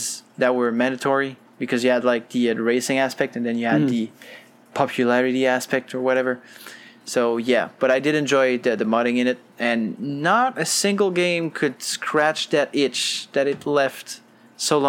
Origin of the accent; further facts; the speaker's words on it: Quebec, Canada; I'm from Quebec